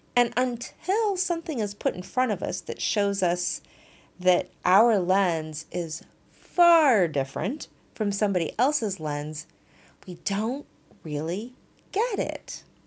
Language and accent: English; Texas, United States; moved away; I grew up in Texas in the early eighties.